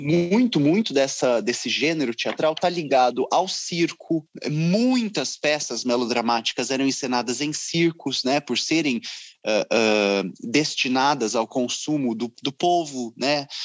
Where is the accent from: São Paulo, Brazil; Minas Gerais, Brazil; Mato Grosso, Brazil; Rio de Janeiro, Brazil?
São Paulo, Brazil; Ribeirão Preto; moved away; eu estou longe de Ribeirão Preto, onde nasci